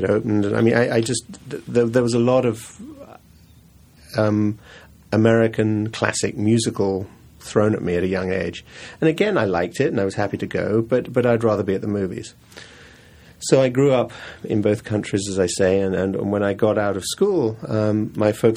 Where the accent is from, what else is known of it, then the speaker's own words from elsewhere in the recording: England, United Kingdom; now in New York, United States; I grew up in England and New York. My folks moved to New York, but I was sent to school in England.